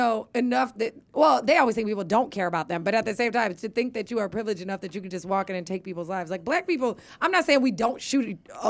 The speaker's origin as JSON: {"language": "English", "region": "Iowa", "country": "United States", "tie": "born or raised there", "said": "I grew up in Iowa"}